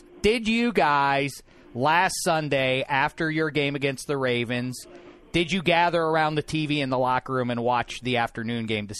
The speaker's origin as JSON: {"language": "English", "town": "Pittsburgh", "region": "Pennsylvania", "country": "United States", "said": "I'm from Pittsburgh, PA."}